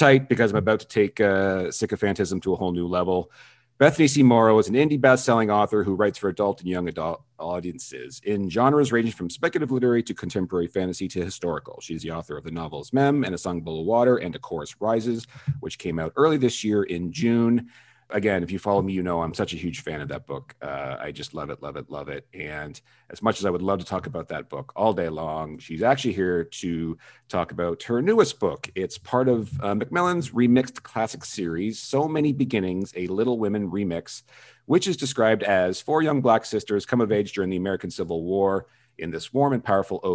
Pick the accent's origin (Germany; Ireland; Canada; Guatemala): Canada; I'm Canadian.